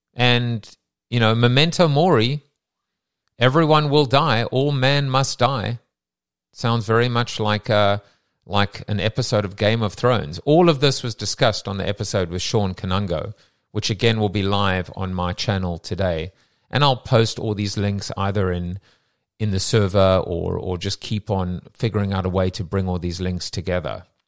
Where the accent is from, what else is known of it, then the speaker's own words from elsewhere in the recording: South Africa; moved away; we're both from South Africa